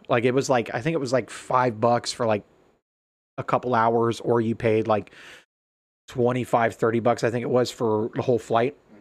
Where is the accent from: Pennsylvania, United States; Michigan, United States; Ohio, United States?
Ohio, United States; also born or lived in Alaska; "Hey, where are you from?" And I'm like, "Ohio."